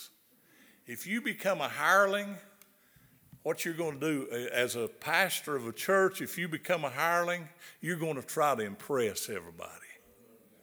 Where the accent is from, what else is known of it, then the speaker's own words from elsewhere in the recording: the South, United States; accent: southern; my southern accent.